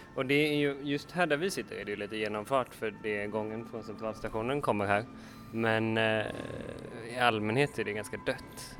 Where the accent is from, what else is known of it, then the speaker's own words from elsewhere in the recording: Lerum, Västra Götaland, Sweden; also born or lived in Gothenburg; när jag var liten och bodde i Lerum